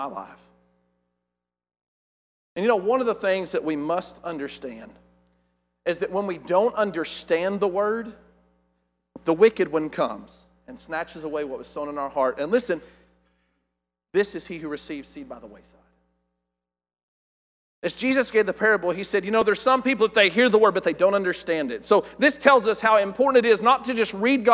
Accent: West Texas, United States; I'm from West Texas and we're uneducated

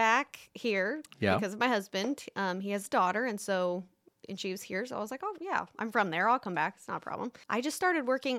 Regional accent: Bluffton, Indiana, United States; Yeah, that's where I'm originally from. And then when I moved to Orlando, I came back here.

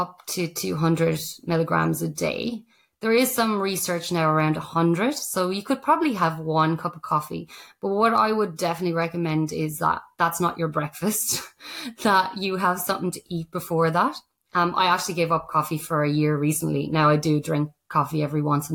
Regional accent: Ireland; now in Australia; the Irish person

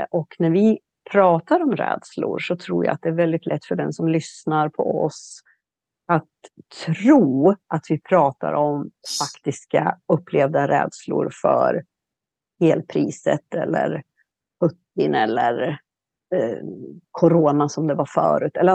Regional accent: Sweden; moved away; also born or lived in Mediterranean area; Nu är jag hemma i Sverige.

